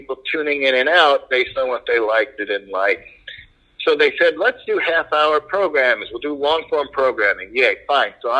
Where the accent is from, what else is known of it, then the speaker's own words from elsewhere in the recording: New York City, New York, United States; also born or lived in Long Island / Buffalo; I grew up in Queens, and I wound up working on Long Island, which is the same neighborhood, practically.